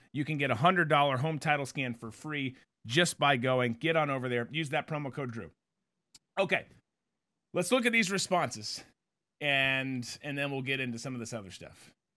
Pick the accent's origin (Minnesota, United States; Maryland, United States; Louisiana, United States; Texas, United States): Minnesota, United States; growing up in Minnesota